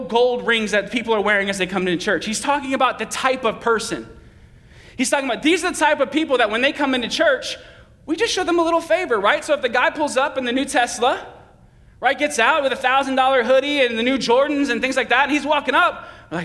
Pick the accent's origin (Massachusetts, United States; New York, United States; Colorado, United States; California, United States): Massachusetts, United States; Boston; I'm from the East Coast and I'm from the Northeast and I'm from Boston